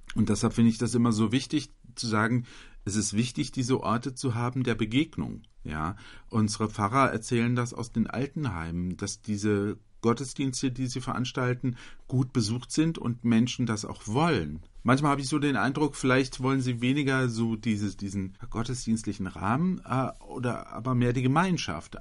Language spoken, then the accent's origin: German; Butzbach, Hesse, Germany; hier bei mir in meiner Heimatgemeinde